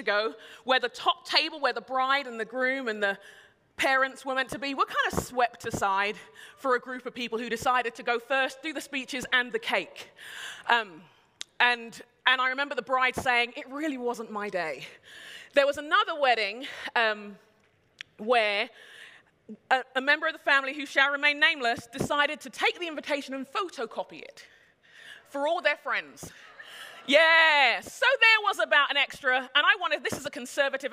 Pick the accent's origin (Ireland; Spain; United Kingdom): United Kingdom; moved away; I'm a Brit